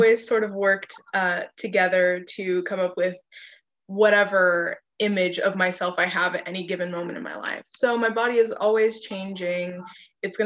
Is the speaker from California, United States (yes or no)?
yes; Hilmar, California, United States; moved away as an adult; also born or lived in Stanislaus, California; now in Bloomington, United States; I'm from Hillmar, California, and I just moved to Bloomington August of this year.